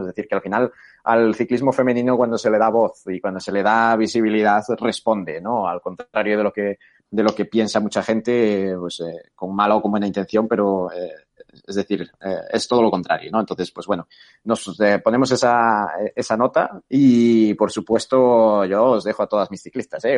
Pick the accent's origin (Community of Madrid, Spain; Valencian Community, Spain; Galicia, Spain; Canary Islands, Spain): Galicia, Spain; A Coruña; moved away as an adult; also born or lived in Bilbao / Atlanta; now in Barcelona, Spain; aparte del español y del gallego, que yo soy de Coruña